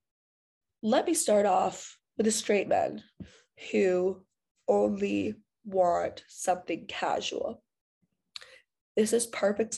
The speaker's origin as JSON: {"language": "English", "country": "Canada"}